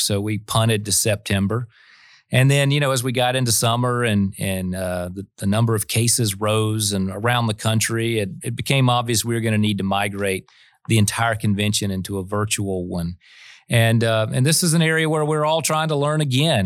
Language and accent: English; Florida, United States; Florida, my home state